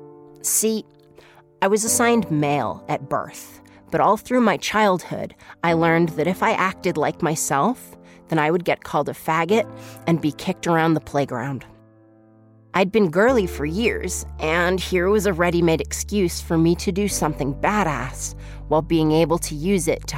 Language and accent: English; Salem, Massachusetts, United States; I'm from Salem, Massachusetts